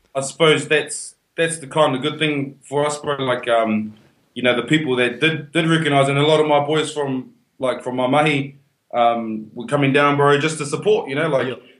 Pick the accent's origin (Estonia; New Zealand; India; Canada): New Zealand; Whanganui, Manawatū-Whanganui; now in Perth, Australia; I'm from Wongas, from Wanganui.